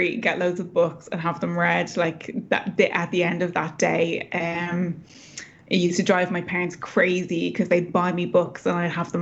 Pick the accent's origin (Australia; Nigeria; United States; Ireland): Ireland; Dublin, Leinster; also born or lived in rural Ireland; So I grew up in Dublin, but we moved as a family out to the countryside when I was about 11 or 12 years old, into a really remote part of the Irish countryside.